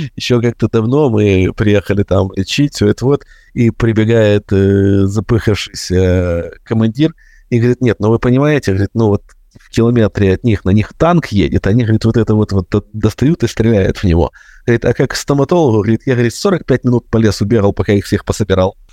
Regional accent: Ukraine; я, как и все украинцы

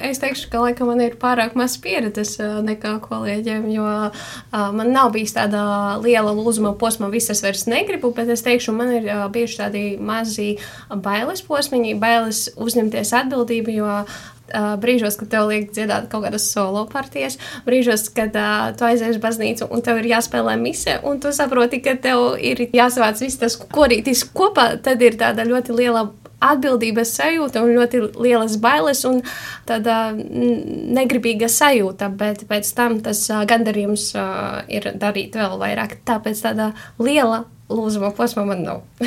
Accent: Salnava parish, Kārsava area, Latgale, Latvia; Es esmu no Salnovas pagasta. Nu, tas ir Kārsavas pusē

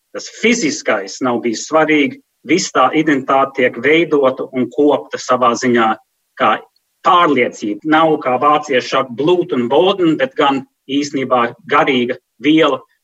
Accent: New York, United States; moved away; also born or lived in Sweden; Mēs esam dzimuši un auguši Ņujorkas centrā ļoti multikulturālā vidē

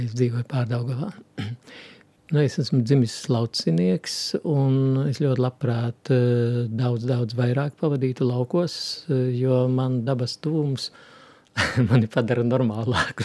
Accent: southern Rēzekne district, near Viļāni, Latgale, Latvia; moved away; es esmu nācis no Latgales, no Rēzeknes apriņķa dienvidu maliņas, tā pie Viļāniem tuvāk tur. Visā tajā bērnībā tautas muzicēšana bija ļoti dzīva

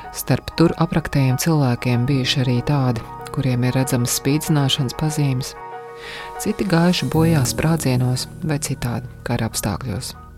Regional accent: Latvia; esmu no Latvijas

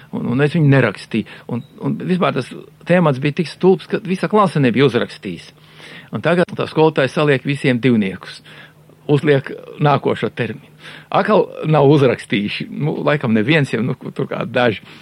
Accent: Dzelzava, Madona Municipality, Latvia; moved away; also born or lived in Riga; Tas nekas, ka es piedzimu Rīgā, bet uzaugu un savu apziņu ieguvu tur dzelzavā.

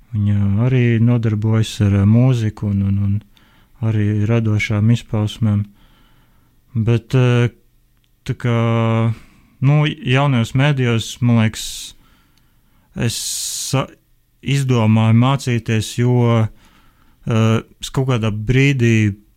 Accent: Liepāja, Latvia; es pats esmu no Liepājas

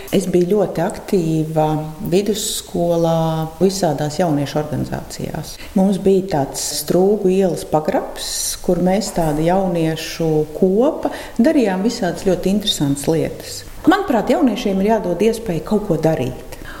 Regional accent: Riga, Latvia; moved away as an adult; now in Salaspils, Latvia; Esmu dzimusi rīdziniece ar vienu kāju ķēngaragā

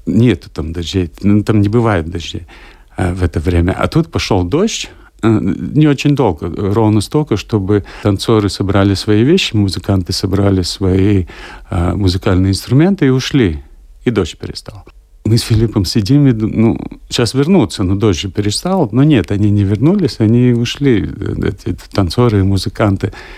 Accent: Latvia; Я говорю, ну, из Латвии.

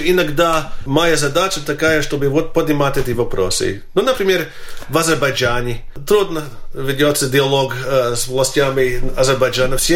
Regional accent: Latvia; все знают, мою биографию, знает, что я латыш.

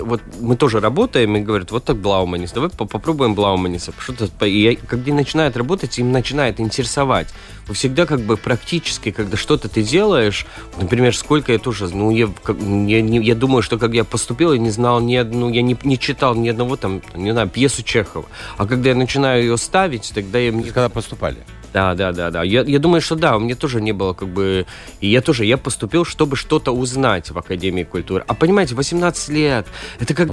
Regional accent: Riga, Latvia; Russian is a second language; Сам я родился в Риге и вырос в Риге

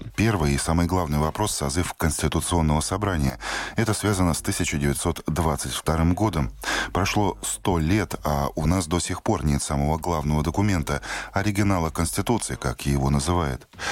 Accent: Latvia; я латыш. Я всю жизнь прожил в Латвии

